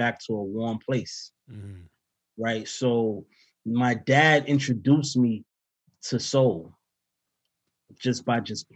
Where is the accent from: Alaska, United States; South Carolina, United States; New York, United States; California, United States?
New York, United States; New York City; I started to get into my hometown